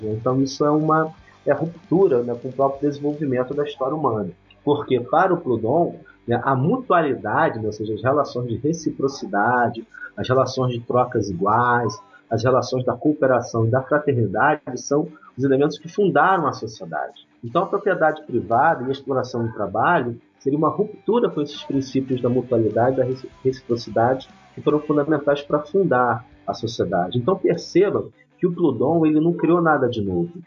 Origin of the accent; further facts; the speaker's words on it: Teresópolis, Rio de Janeiro, Brazil; also born or lived in Mamanguape, Paraíba; na cidade de Teresópolis, onde eu fui criado. Eu tenho nascido na Paraíba, em Mamanguape